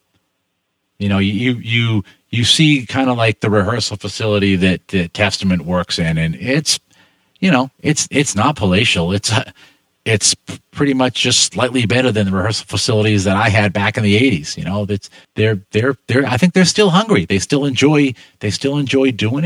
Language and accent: English; Boston, Massachusetts, United States; I'm from Boston